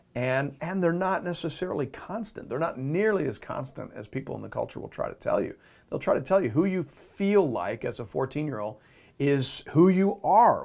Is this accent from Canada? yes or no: yes; Canada; We're speaking from the Canadian culture